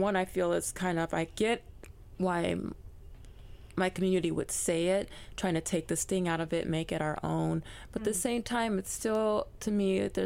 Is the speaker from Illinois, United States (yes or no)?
yes; Chicago, Illinois, United States; I was born in Chicago, but raised Southern. So my family was from the South